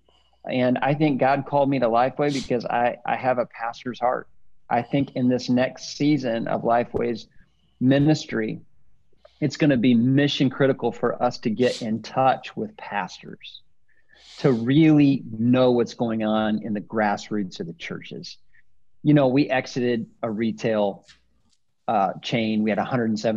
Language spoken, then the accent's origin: English; Northwest Illinois, United States; moved away as an adult; also born or lived in Indiana / Denver, Colorado; I'm a Midwestern boy, born and raised in Northwest Illinois, and then spent my college years in Indiana